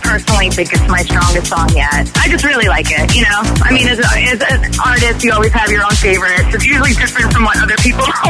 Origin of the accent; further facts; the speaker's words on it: New York, United States; I'm born and raised in New York